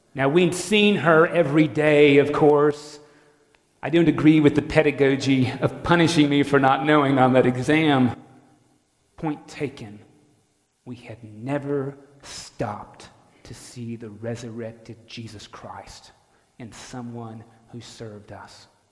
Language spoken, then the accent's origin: English; North Florida, United States; I'm from North Florida